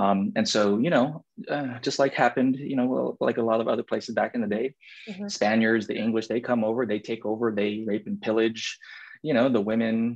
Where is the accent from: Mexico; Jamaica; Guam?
Guam; born or raised there; moved away as an adult; now in United States